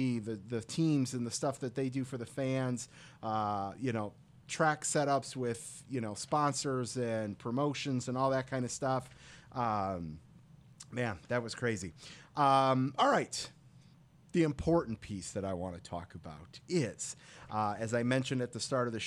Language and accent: English; Detroit, Michigan, United States; we're both from Michigan. We're both Metro Detroit natives